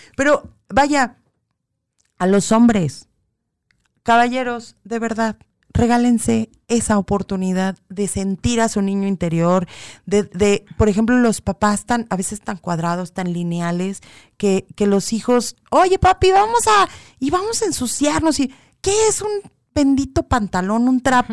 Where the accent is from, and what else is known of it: Mexico